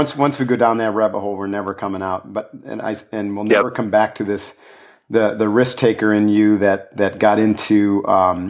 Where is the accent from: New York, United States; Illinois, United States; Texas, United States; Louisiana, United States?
New York, United States; Adirondack Mountains; I grew up in the Adirondack Mountains